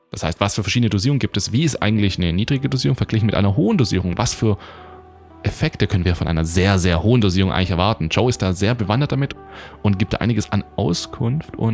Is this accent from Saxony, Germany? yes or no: no; Baden-Württemberg, Germany; ich begrüße dich heute aus mal wieder meiner Heimat in der Nähe von Stuttgart.